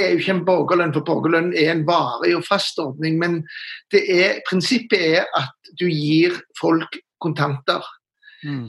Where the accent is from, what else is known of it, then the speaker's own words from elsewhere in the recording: Stavanger, Rogaland, Norway; moved away as an adult; also born or lived in Oslo / Trondheim; jeg er jo Siddis fra Stavanger, fra Sølvberget.